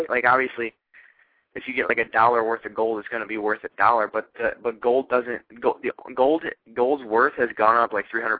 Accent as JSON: {"language": "English", "town": "Eastlake", "region": "Ohio", "country": "United States", "moved": "as an adult", "lives_now": "Fort Hood, United States", "said": "I'm originally from Eastlake, Ohio, but I am in Fort Hood, Texas right now in the loving United States Army."}